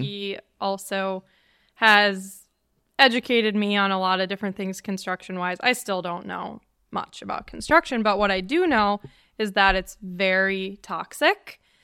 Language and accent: English; Wisconsin, United States; Waukesha, Wisconsin, actually thirty minutes from my hometown